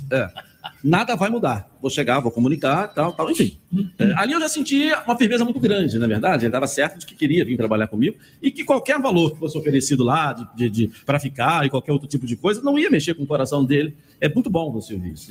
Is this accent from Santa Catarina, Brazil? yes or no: no; Volta Redonda, Rio de Janeiro, Brazil; eu, no interior, na minha cidade, que é Volta Redonda